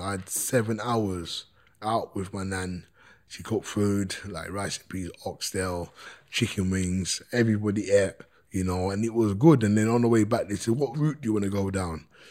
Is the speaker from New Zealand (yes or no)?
no; London, United Kingdom; born or raised there